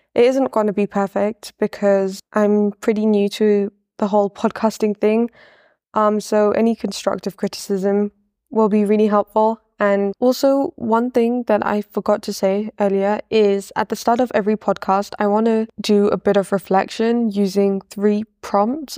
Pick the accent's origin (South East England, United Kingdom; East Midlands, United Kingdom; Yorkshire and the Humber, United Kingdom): East Midlands, United Kingdom; Leicester; also born or lived in Wimbledon, London; now in Malawi; I'm from Wimbledon in London, but I only lived there for a few years before I moved to Leicester